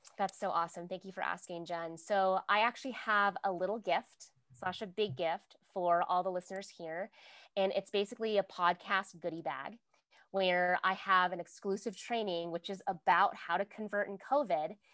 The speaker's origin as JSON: {"language": "English", "region": "Virginia", "country": "United States", "said": "I'm from Virginia. So I know hurricanes, like we have hurricane parties"}